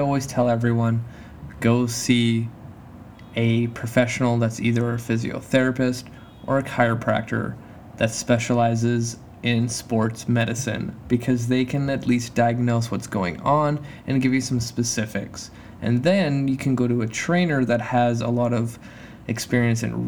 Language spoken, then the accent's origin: English; Canada; moved away; my home country, Canada